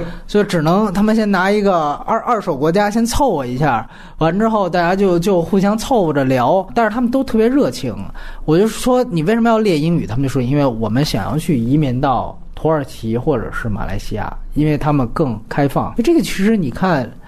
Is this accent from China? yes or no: yes; China; 我说我是中国人，我没有信仰，真没有宗教信仰。